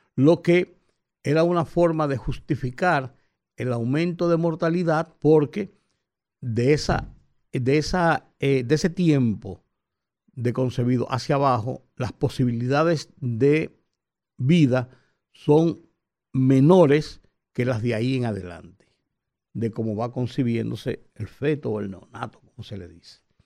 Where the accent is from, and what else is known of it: Dominican Republic